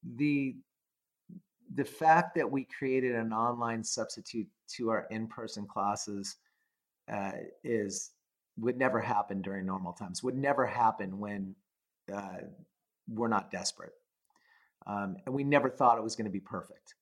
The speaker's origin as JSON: {"language": "English", "region": "California", "country": "United States", "tie": "born or raised there", "said": "I uh, was a, a normal person growing up in California"}